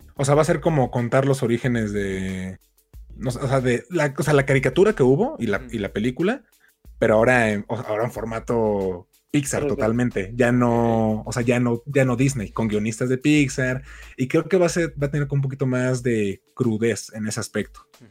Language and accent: Spanish; Mexico; soy un mal mexicano